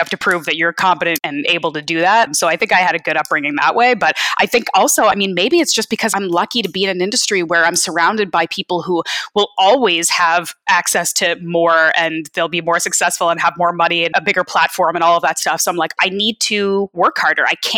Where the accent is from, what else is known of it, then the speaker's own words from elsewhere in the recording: Canada; also born or lived in New York; when I came back to Canada, which I'm Canadian